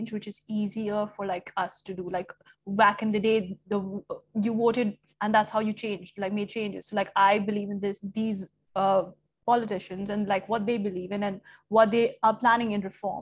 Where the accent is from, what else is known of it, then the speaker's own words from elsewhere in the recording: India; now in Dubai, United Arab Emirates; I'm Indian